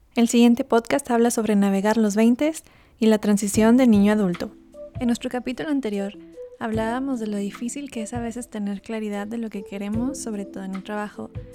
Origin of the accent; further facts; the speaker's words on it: Mexico; moved away as an adult; me abren las puertas por ser mexicana